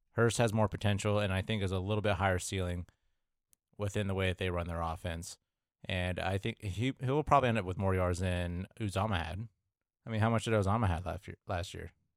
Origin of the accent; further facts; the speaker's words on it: Midwest, United States; I'm from the Midwest